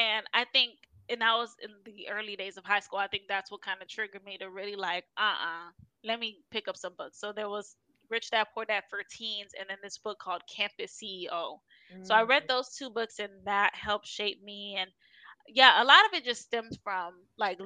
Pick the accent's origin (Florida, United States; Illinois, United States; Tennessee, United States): Florida, United States; Miami; moved away; who are in Miami or in my hometown